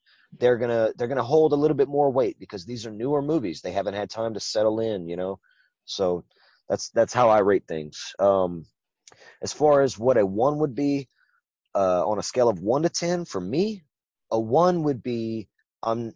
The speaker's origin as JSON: {"language": "English", "region": "Louisiana", "country": "United States", "accent": "Cajun", "said": "I'm from Louisiana"}